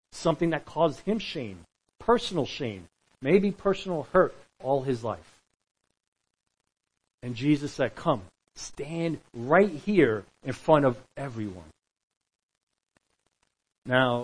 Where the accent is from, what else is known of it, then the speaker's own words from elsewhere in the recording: New York, United States; We're from New York